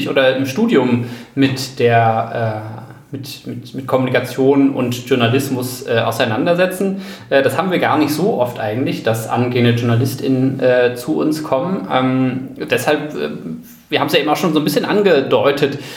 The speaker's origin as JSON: {"language": "German", "town": "Delmhorst", "region": "Lower Saxony", "country": "Germany", "tie": "born or raised there", "said": "in der Lokalredaktion äh, in meiner Heimatstadt Delmhorst, für die ich dann eine Weile auch freigeschrieben habe"}